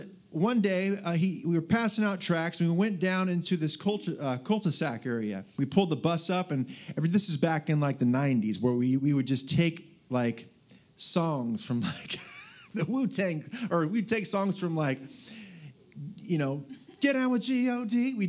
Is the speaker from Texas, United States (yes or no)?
yes; Dallas, Texas, United States; Normally, I'm kind of a, like I said, I'm from Dallas, Texas.